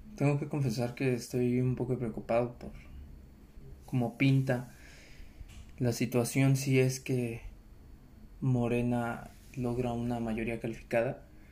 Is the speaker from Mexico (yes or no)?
yes; Mexico; es nuestro deber como mexicanos